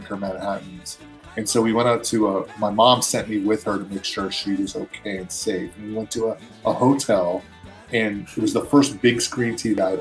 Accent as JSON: {"language": "English", "region": "New York", "country": "United States", "moved": "yes", "said": "I'm from New York originally"}